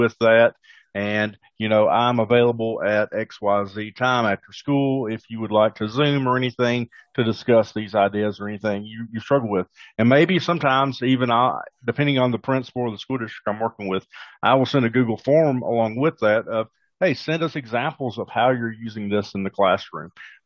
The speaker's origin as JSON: {"language": "English", "region": "the South", "country": "United States", "accent": "Southern twang", "said": "I'm from the South, so obviously we've got a Southern twang on it there that nobody else would have"}